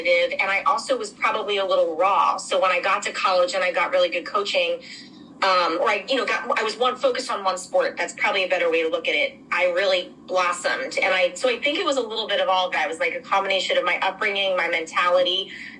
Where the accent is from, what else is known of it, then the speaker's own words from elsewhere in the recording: Philadelphia, Pennsylvania, United States; moved away as an adult; also born or lived in Durham, North Carolina; growing up in Philadelphia, I feel like I was treated great as a young athlete